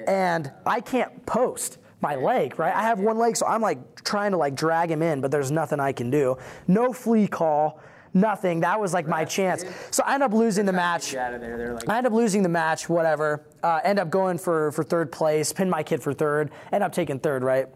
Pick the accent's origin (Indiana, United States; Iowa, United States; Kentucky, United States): Iowa, United States; I was born in Iowa